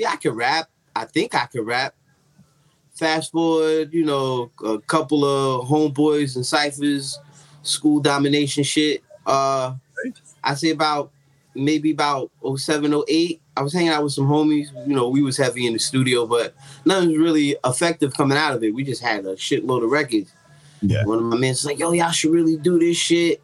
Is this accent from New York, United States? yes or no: yes; New York City, New York, United States; I'm from Staten Island, New York, courtesy of Menace Harper Projects.